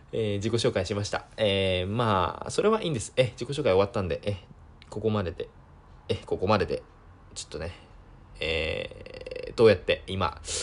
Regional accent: Sendai, Miyagi, Japan; えー、出身は宮城県です。えー、生まれも宮城県、えー、育ちも宮城県、えー、今も宮城県、えー、ずっと宮城県です。

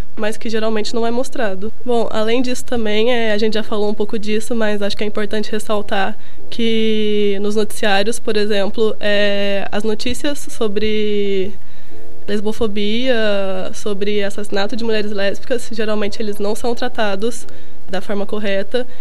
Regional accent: Minas Gerais, Brazil; moved away; eu sou mineira, é, eu estudava numa escola de padre

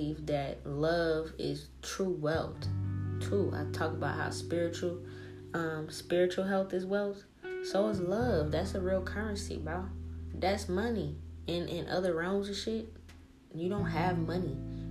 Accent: New Orleans, Louisiana, United States; now in Seattle, United States; I come from New Orleans, dog. I come from the hood. The hoodest of the hood.

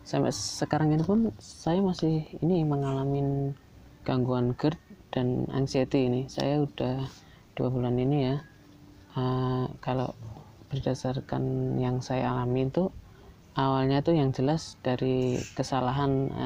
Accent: Yogyakarta, Special Region of Yogyakarta, Indonesia; Ya sebelumnya perkenalkan dulu saya dari Jogja.

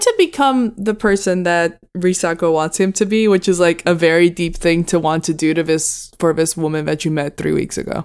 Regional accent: Puerto Rico; growing up in Puerto Rico

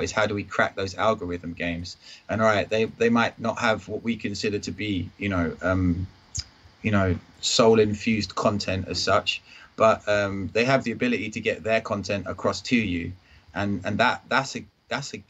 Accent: Enfield, London, United Kingdom; moved away; also born or lived in Kent; I'm from Enfield, but I was living down in Kent

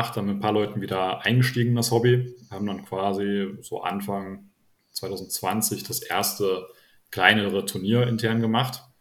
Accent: Nettetal, North Rhine-Westphalia, Germany

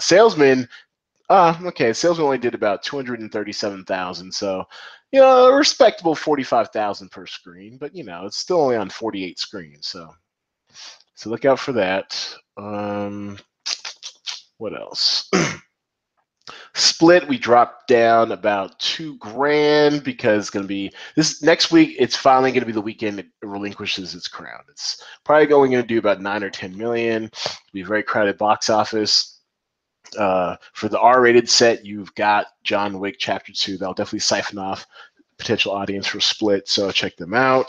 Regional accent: Seattle, Washington, United States; moved away; also born or lived in Atlanta; I'm from Seattle, went to school in Atlanta

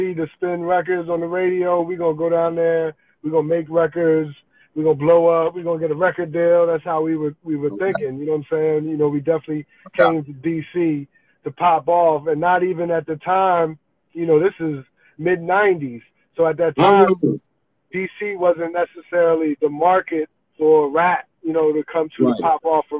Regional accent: New Jersey, United States; moved away as an adult; also born or lived in Atlanta, Georgia; now in Washington, D.C., United States; I'm originally from Jersey

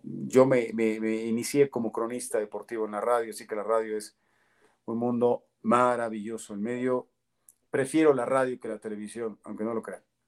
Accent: Toluca, State of Mexico, Mexico; Yo nací en la Ciudad de México, pero desde el año y cuatro meses eh, vivo acá en Toluca.

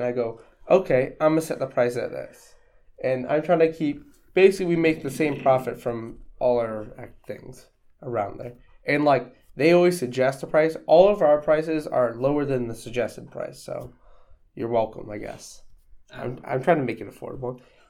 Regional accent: Ohio, United States; I mean, we are American people in the middle of nowhere, Ohio.

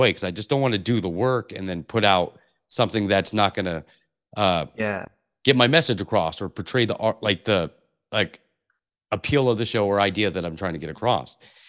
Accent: Pacific Northwest, United States; I grew up in the Pacific Northwest, and this is similar weather

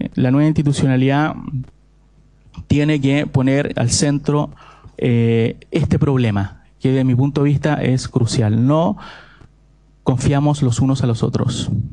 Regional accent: Santiago, Santiago Metropolitan Region, Chile; moved away; Yo soy santiaguino a todo esto. Soy un sureño en, formación

